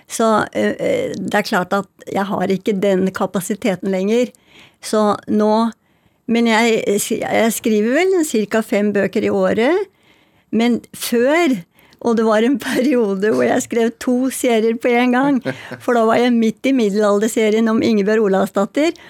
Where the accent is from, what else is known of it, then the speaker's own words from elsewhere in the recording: Oslo, Norway; jeg kjenner igjen alt i bøkene fra mitt liv da jeg vokste opp på Bjølsen.